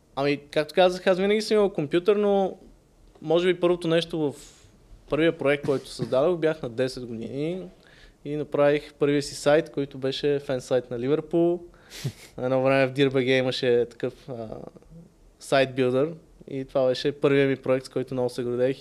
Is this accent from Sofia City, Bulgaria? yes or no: yes; Sofia, Sofia City, Bulgaria; also born or lived in Varna; роден съм в София, майка ми е от Варна, съответно съм израснал половината време тук, половината във Варна.